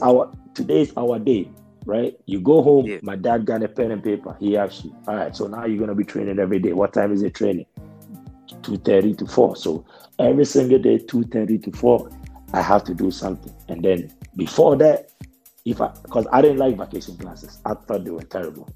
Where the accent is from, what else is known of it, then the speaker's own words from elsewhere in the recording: Ghana; accent: thick Ghanaian; moved away; also born or lived in United States; When I went to America, I had a thick Ghanaian accent